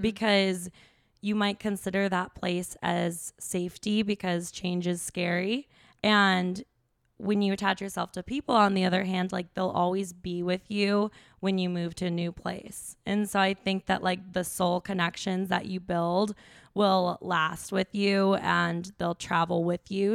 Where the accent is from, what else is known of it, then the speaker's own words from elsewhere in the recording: Chicago, Illinois, United States; moved away as an adult; also born or lived in Wisconsin / Austin, Texas; I grew up in the Chicago suburbs